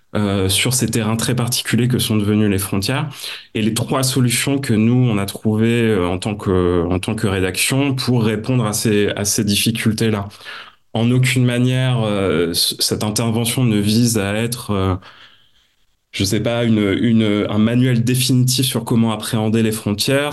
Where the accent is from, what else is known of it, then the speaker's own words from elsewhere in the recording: Nord-Pas-de-Calais, Hauts-de-France, France; Je suis originaire du Nord-Pas-de-Calais, donc on se refait pas